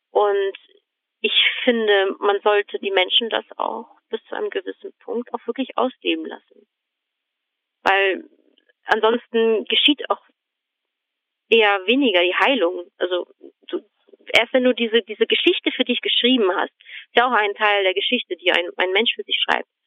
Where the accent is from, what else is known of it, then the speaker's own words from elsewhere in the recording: Germany; born there; also born or lived in Croatia; ich bin tatsächlich hier in Deutschland auch geboren. Mhm. Und dann sind wir auch wieder zurück nach Kroatien.